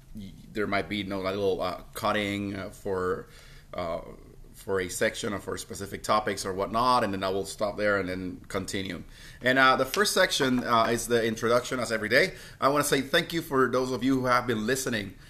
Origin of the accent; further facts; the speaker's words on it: Puerto Rico; I'm from Puerto Rico